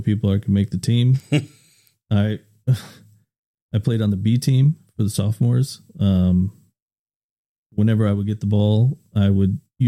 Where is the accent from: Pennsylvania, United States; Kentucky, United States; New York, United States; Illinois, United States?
Illinois, United States; Woodstock; I grew up in Illinois, small town called Woodstock, Illinois